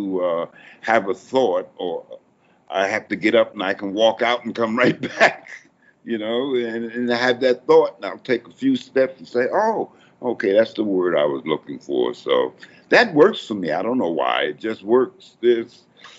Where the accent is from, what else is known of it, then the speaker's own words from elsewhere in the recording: New York, United States; moved away as an adult; now in Halifax, Canada; I'm from New York